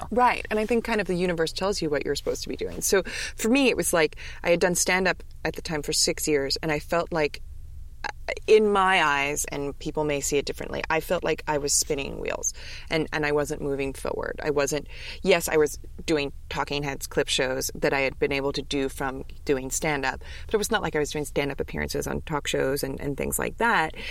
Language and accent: English; New York City, New York, United States; I'm from New York City.